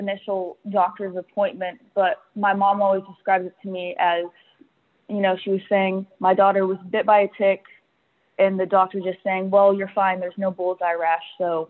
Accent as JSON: {"language": "English", "region": "North Carolina", "country": "United States", "tie": "born or raised there", "said": "So growing up in North Carolina, they weren't used to the East Coast being a huge hotspot for ticks."}